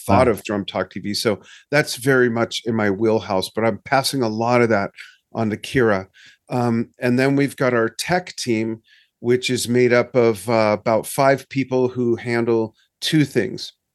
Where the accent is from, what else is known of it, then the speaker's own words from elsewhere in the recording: Los Angeles, California, United States; moved away; I'm from Los Angeles. I grew up a SoCal boy